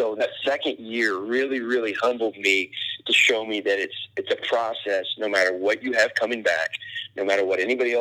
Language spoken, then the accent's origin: English; Indiana, United States; moved away; I'm from Indiana.